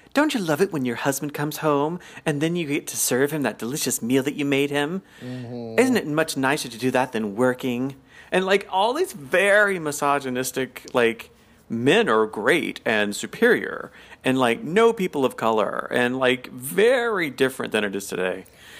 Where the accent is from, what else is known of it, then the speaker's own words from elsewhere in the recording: the South, United States; I'm from the South where we take our time.